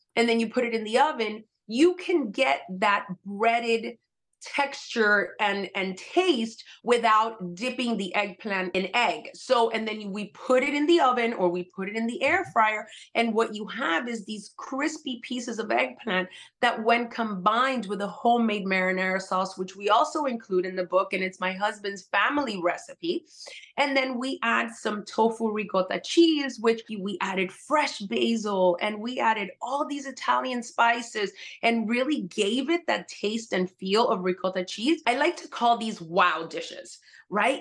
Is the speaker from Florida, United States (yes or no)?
yes; Miami, Florida, United States; also born or lived in Puerto Rico; I was raised part time in Miami, part time in Puerto Rico